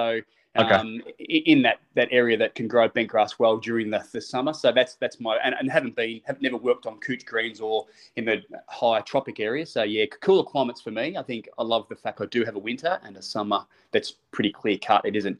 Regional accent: Australia; But yeah, the Sandbelt, for me, being Australian, I think most people would lean towards those bunkers and that Sandbelt style, definitely.

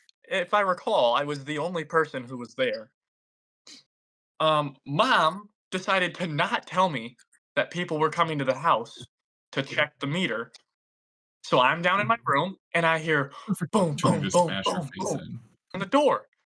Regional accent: the South, United States; We're from the South, so they're only up there for like a week and a half or 2 weeks, and then they come back down.

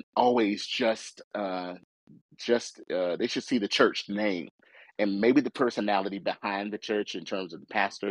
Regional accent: United States; I was born in America

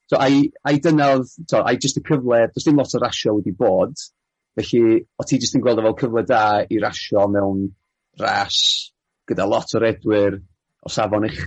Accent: Welsh, Wales, United Kingdom; fel fel Cymro

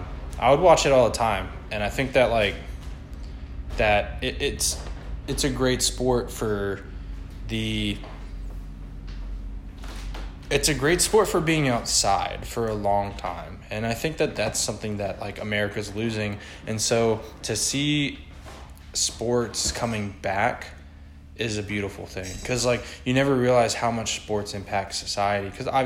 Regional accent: Florida, United States; also born or lived in Virginia; Like, even when growing up in Florida, or living in Florida, living in Virginia, wherever I've lived

